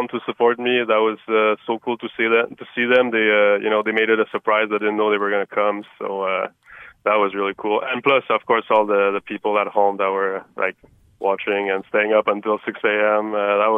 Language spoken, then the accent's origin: English; Montreal, Quebec, Canada; now in Las Vegas, United States; I'm from Montreal